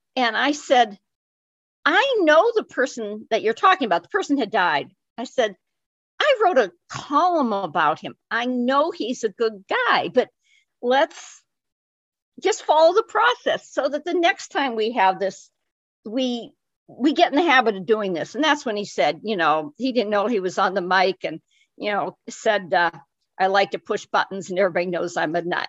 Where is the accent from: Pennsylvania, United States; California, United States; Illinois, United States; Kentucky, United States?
Pennsylvania, United States; Erie; also born or lived in Glens Falls, New York / Milwaukee / Battle Creek, Michigan / Fort Wayne, Indiana; I was uh, lived my most of my young life in Erie, even though I was born in Glens Falls, New York. My parents moved back to Erie when I was six months old